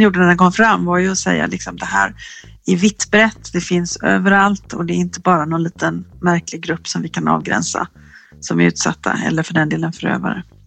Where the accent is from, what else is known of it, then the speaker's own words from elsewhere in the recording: Gothenburg, Västra Götaland, Sweden; en forskare som är göteborgare som jag är